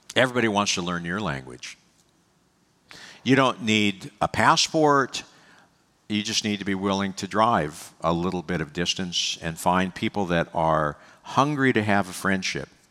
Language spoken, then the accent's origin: English; United States; also born or lived in Pennsylvania; I love being an American.